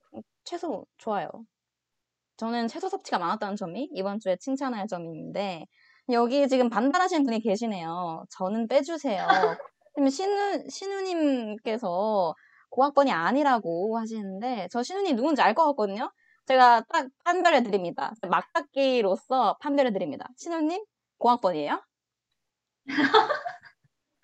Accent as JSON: {"language": "Korean", "town": "Changwon", "region": "South Gyeongsang", "country": "South Korea", "tie": "born or raised there", "moved": "as an adult", "lives_now": "Seoul, South Korea", "said": "제가 아 고등학교 때까지 계속 창원에 있다가"}